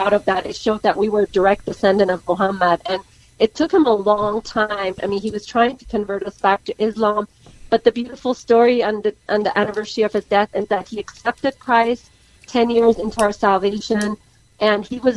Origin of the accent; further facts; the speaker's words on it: United States; I was raised in America pretty much since 9